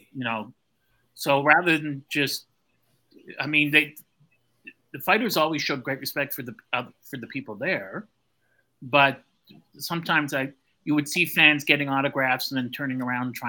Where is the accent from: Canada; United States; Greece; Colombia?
Canada; I'm Canadian